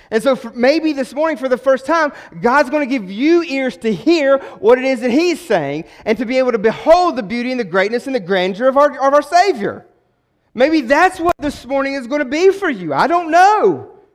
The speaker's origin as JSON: {"language": "English", "region": "West Virginia", "country": "United States", "moved": "yes", "said": "I'm not from around here, I'm a transplant, right? I'm from West Virginia"}